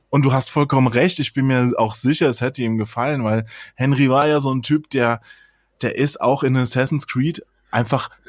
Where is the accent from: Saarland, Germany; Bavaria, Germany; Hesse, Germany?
Hesse, Germany; der ist ja auch in Hessen aufgewachsen, da wo, wo ich aufgewachsen bin, in dem kleinen Dorf, ja.